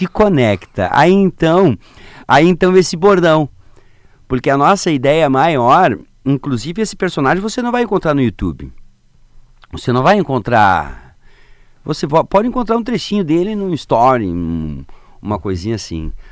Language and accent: Portuguese; Lapa, Paraná, Brazil; born there; do Paraná, na cidade da Lapa, é pertinho de Curitiba